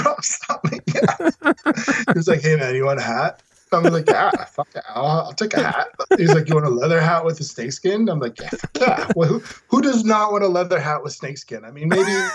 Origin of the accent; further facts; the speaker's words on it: Denver, Colorado, United States; growing up in Denver, when I was growing up, like in the 80s